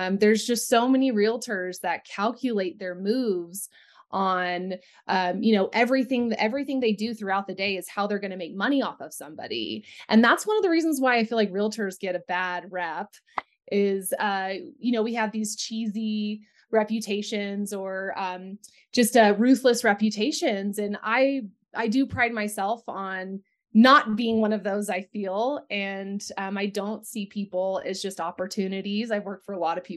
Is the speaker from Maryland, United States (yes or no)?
no; Central Texas, United States; also born or lived in Austin, Texas; now in Littleton, United States; I did grow up on a 400-acre ranch in Central Texas.